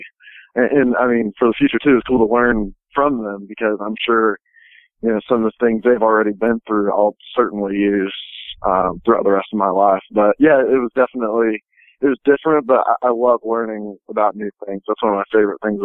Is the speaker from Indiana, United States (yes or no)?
yes; Indiana, United States; I'm from Indiana